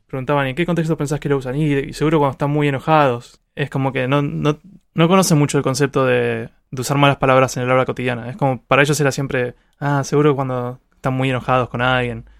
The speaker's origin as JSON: {"language": "Spanish", "country": "Argentina", "said": "yo uso malas palabras como todo argentino"}